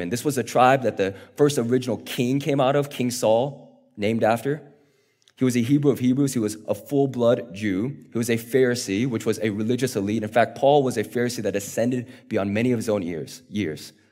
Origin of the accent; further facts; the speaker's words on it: South Korea; born there; I was born in South Korea, and a few years ago, we got the opportunity to travel back to South Korea